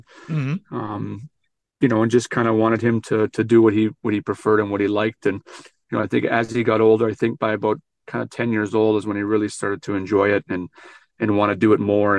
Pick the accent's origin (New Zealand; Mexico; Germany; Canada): Canada; Western Canada; moved away as an adult; now in Detroit, United States; I'm from Western Canada